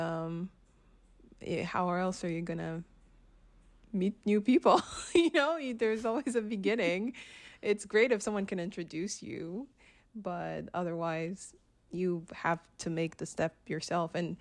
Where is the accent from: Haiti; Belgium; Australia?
Haiti; moved away; also born or lived in Ottawa, Canada; I grew up in the Caribbean, in Haiti specifically